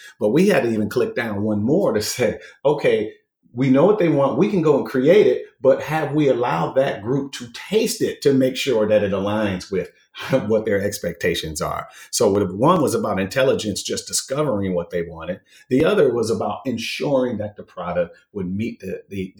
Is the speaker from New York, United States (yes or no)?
no; Minnesota, United States; I was born and raised in Minnesota, which is where spam started